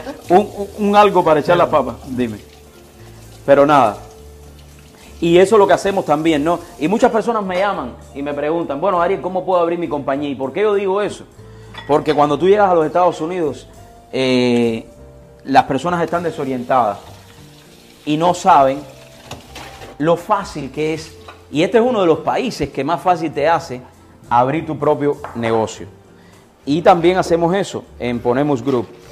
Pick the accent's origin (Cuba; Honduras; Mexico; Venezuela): Cuba; moved away as an adult; now in United States; Llegué de Cuba hace 22 años